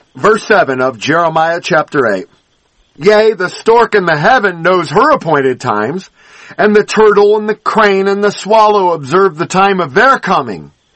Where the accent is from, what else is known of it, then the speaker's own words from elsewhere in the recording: Los Angeles, California, United States; when I was growing up in Los Angeles